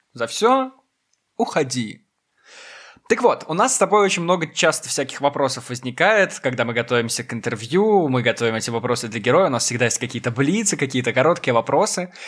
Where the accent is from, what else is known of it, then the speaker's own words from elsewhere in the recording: Belarus; Я говорю чисто, потому что я из Беларуси, мы привыкли к чистому.